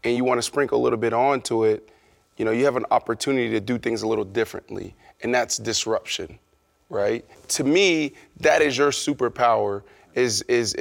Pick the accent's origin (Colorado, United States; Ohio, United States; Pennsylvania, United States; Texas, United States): Pennsylvania, United States; Pittsburgh; I grew up in Pittsburgh, Pennsylvania